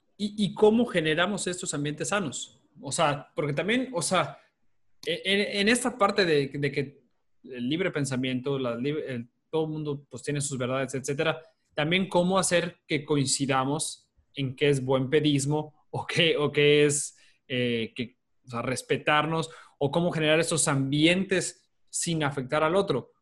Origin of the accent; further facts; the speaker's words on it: Mexico; como mexicanos